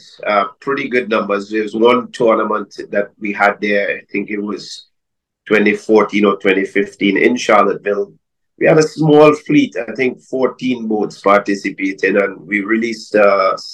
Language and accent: English; Trinidad & Tobago; moved away as an adult; now in Madeira, Portugal; I'm now living in Madeira, but originally I'm from Trinidad and Tobago, and I ran a fishing charter service in Tobago for about 30 years.